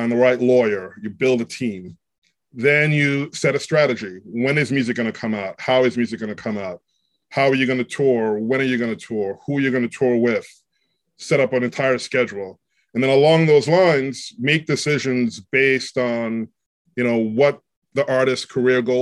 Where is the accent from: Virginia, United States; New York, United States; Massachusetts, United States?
New York, United States; New York City; New York City. Grew up in Queens, but I went to high school in Manhattan